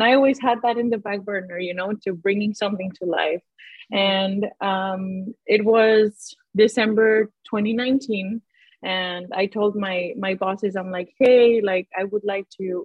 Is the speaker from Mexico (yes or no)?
yes; Guadalajara, Jalisco, Mexico; moved away; So I grew up in Mexico, in Guadalajara.